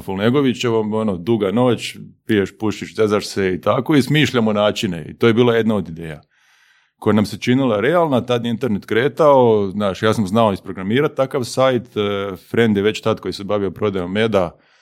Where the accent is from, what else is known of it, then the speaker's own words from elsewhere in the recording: Osijek, Osijek-Baranja County, Croatia; Igrao sam tad prvu ligu u Osijeku, ja sam iz Osijeka